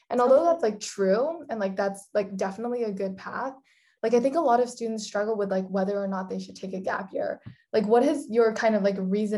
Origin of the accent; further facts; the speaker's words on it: Singapore; also born or lived in Hong Kong / Netherlands; I'm originally from Singapore, but I lived in like Hong Kong and the Netherlands for a really long time.